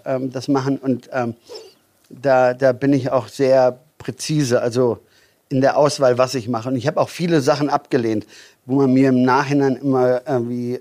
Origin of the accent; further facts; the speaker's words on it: near Düsseldorf, North Rhine-Westphalia, Germany; moved away as an adult; now in Füssen, Germany; Ähm, ich komme eigentlich aus Hahn. Äh, Hahn ist ähm, Rheinland, also ist ähm, Nähe Düsseldorf. Mhm. Also ja, ich bin mhm. Rheinländer.